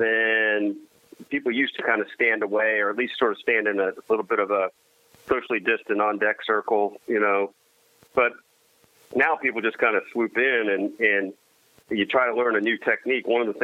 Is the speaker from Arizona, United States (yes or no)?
no; Swarthmore, Pennsylvania, United States; I always say my hometown is right outside Philadelphia, a town called Swarthmore, Pennsylvania.